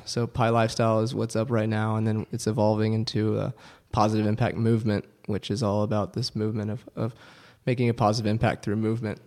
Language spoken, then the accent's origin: English; Houston, Texas, United States; growing up in Texas, it was cool to have, you know, to play football